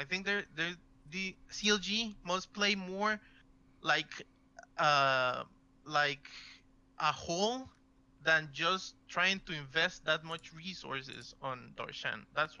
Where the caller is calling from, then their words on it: Costa Rica; I'm calling from Costa Rica.